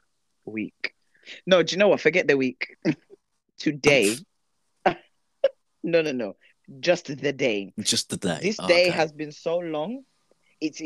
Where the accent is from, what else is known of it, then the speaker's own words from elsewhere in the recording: London, United Kingdom; accent: London; growing up in Ends